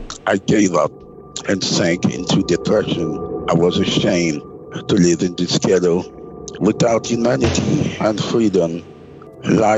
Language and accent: English; Quebec, Canada; I'm from Quebec